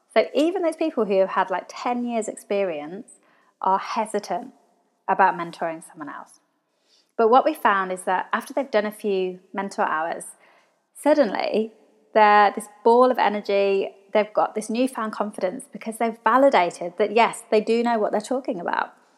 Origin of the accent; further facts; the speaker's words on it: England, United Kingdom; now in Australia; So I'm from England, all my family are over in England